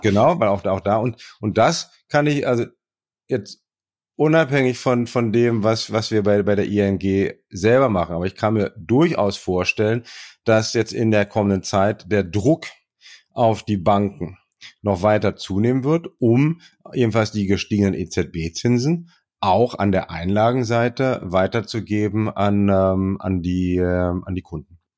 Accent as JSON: {"language": "German", "country": "Germany", "said": "bei uns in Deutschland"}